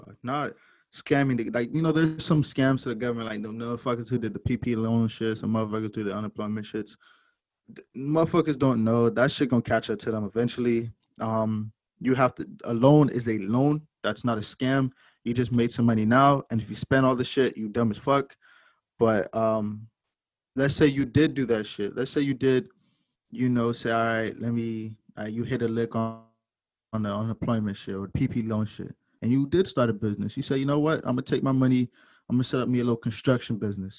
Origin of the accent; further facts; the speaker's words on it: Jamaica; I'm Jamaican too